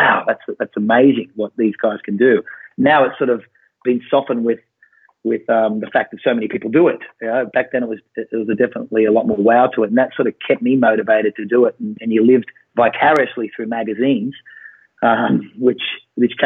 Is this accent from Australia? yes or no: yes; Australia; as an Australian in the 90s